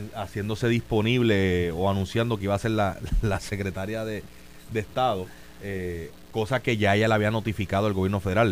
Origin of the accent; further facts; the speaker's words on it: San Juan, Puerto Rico; yo soy natural de Country Club